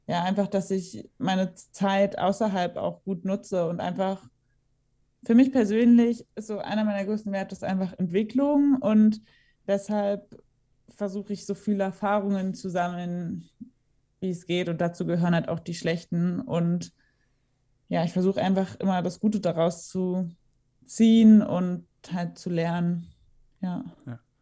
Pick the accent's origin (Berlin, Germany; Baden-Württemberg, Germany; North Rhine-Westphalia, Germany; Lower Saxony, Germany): Berlin, Germany; ich bin ja auch in Berlin geboren, meine Eltern hatten ja auch eine Wohnung in Berlin und ich bin dann einfach immer zur Schule gefahren